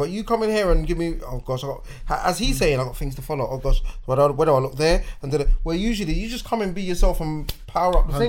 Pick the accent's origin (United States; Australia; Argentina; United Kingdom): United Kingdom; Hackney, London; And this is how you know I'm from Hackney.